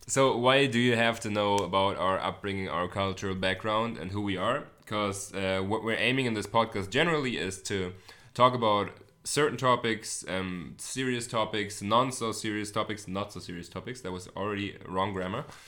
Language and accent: English; Hamburg, Germany; English is a second language; also born or lived in United States; I'm not a native, uh, English speaker. I am German. I'm from Hamburg, Germany. Born and raised